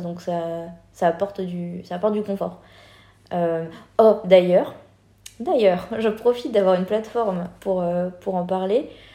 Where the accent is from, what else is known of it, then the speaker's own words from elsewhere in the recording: France; moved away; en tant que Français